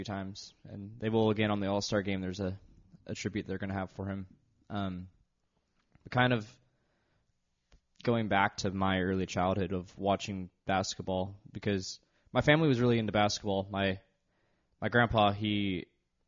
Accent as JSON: {"language": "English", "town": "Los Angeles", "region": "California", "country": "United States", "tie": "born or raised there", "said": "Growing up in the Los Angeles area"}